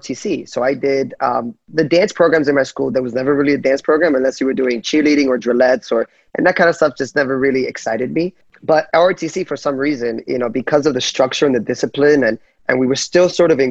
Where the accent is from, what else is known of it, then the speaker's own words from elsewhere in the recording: Union City, New Jersey, United States; I was raised in Jersey, in Union City, New Jersey.